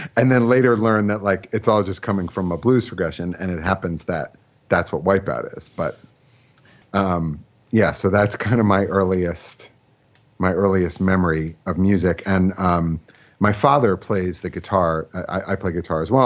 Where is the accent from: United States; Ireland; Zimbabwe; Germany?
United States; Philadelphia, Pennsylvania; also born or lived in Brooklyn / Riverdale; now in White Plains, United States; I grew up in Philadelphia